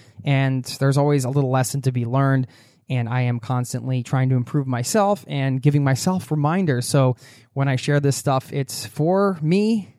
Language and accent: English; Cincinnati, Ohio, United States; I got the first flight out of Tampa and flew back home to my hometown of Cincinnati.